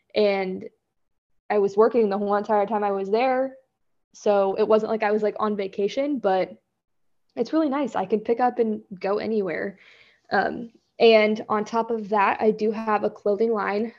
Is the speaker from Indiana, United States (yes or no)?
no; Kansas, United States; also born or lived in Florida / Seattle; I, born and raised in Kansas, have lived here almost my entire life